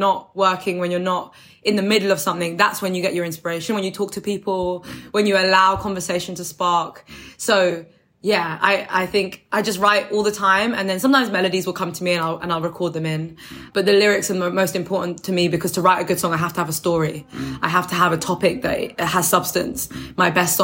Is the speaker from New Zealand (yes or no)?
no; London, United Kingdom; Where I'm from, I don't live there anymore, but I'm from Deptford in New Cross